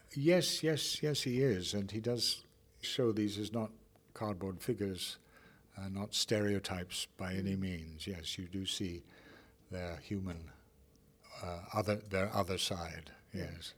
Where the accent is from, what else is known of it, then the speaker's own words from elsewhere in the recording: Ireland; now in Canada; I'm an Irishman